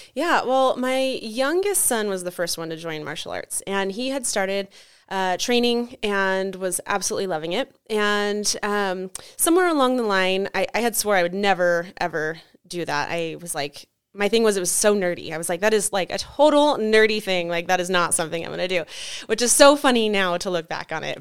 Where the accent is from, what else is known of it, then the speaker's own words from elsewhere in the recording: Carson City, Nevada, United States; also born or lived in Reno, Nevada; I was born and raised in Carson and have lived in Reno most of my adult life